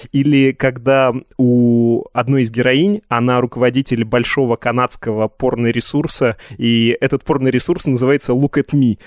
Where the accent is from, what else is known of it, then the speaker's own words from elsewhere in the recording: Yekaterinburg, Sverdlovsk Oblast, Russia; Я из Екатеринбурга